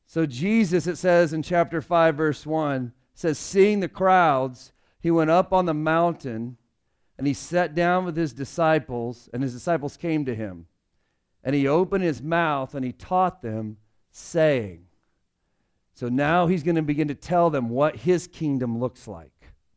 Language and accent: English; United States; I'm a Christian who just happened to be born in America